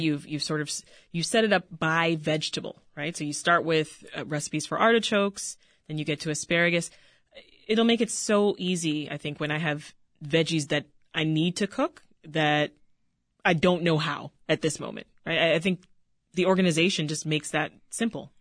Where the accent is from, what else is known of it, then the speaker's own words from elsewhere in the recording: Jamaica; I'm Jamaican